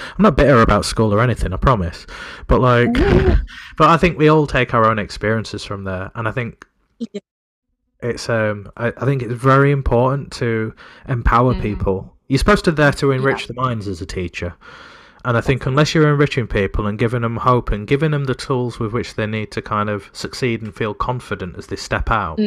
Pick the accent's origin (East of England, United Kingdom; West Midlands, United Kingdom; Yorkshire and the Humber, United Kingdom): Yorkshire and the Humber, United Kingdom; Sheffield; I'm from Sheffield